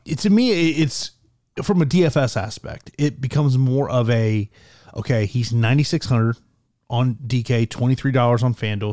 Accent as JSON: {"language": "English", "region": "Florida", "country": "United States", "tie": "born or raised there", "said": "here in my home state of Florida"}